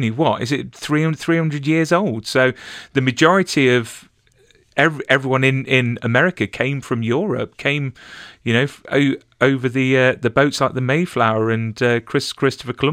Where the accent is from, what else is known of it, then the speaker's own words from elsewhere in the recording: Mansfield, East Midlands, United Kingdom; I am from a small place called Mansfield, which is near Nottingham.